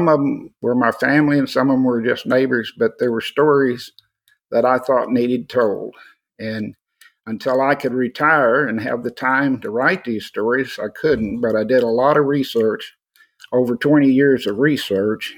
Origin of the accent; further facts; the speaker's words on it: Austin, Texas, United States; also born or lived in San Antonio, Texas; I'm originally from Austin. I was born in Austin, fifth generation to be born